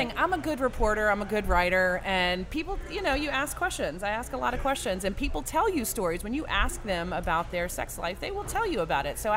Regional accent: Louisiana, United States; I'm from Louisiana. This is what we do.

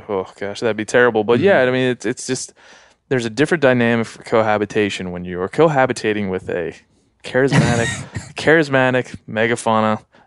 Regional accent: East Coast, United States; I grew up on the East Coast too, and there were bears around

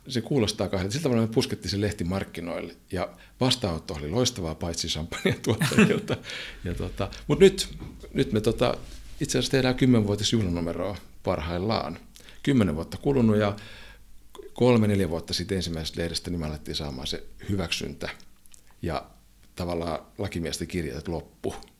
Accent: Finland; me ollaan Suomesta kotosi olevia juntteja

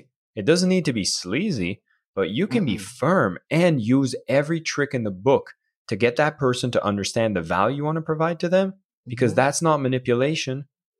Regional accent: Canada; And I'm from Canada, so you know, everyone's kind of friendly, right?

